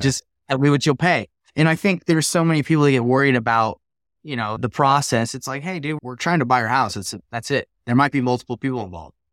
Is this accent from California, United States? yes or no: no; Salt Lake City, Utah, United States; I'm from Salt Lake City, Utah